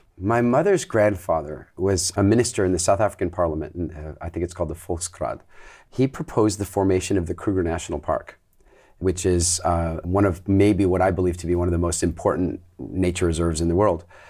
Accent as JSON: {"language": "English", "country": "Canada", "tie": "born or raised there", "also_born_or_lived": "England", "moved": "yes", "lives_now": "Dominican Republic", "said": "I grew up in Canada"}